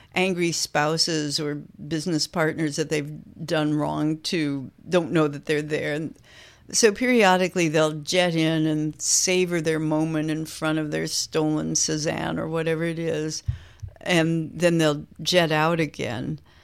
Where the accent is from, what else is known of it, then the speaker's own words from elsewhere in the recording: Kansas, United States; moved away as an adult; now in Chicago, United States; I grew up in Kansas, so still the Midwest, Chicago is where I moved when I was nineteen